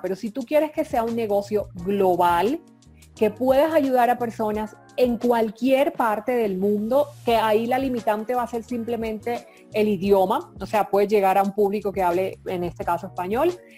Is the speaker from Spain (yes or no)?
no; Colombia; yo soy colombiana, vivo en Colombia